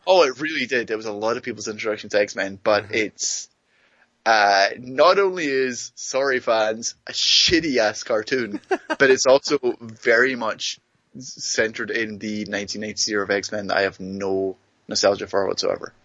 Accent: Greenock, Scotland, United Kingdom; moved away; my hometown

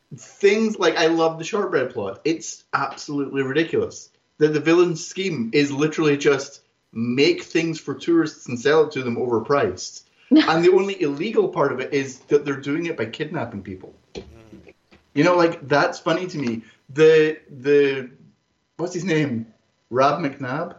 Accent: Greenock, Scotland, United Kingdom; it's in Greenock. It's where I come from

